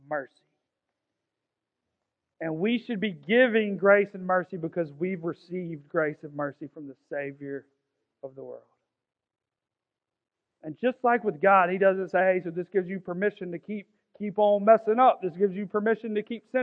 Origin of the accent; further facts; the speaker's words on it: Augusta, Georgia, United States; I'm from South Augusta. There ain't much royalty from South Augusta